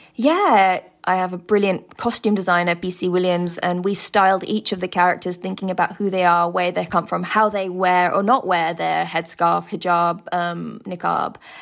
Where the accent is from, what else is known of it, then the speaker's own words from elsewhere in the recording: United Kingdom; being a British Muslim or from you know Pakistani background